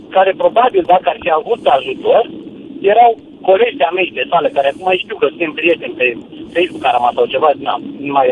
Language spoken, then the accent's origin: Romanian; Timișoara, Timiș County, Romania; also born or lived in Bacău; În primul rând, eu sunt din Timișoara, am mutat de șase ani de zile din Bacău am plecat